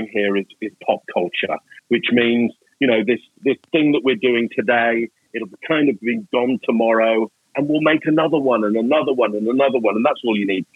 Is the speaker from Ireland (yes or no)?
no; England, United Kingdom; now in Canada; I'm English